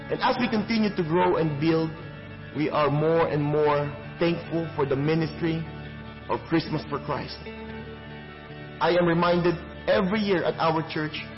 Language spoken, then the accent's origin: English; Manila, Metro Manila, Philippines; moved away as an adult; now in Richmond Hill; I was born in Tondo, Manila, Philippines.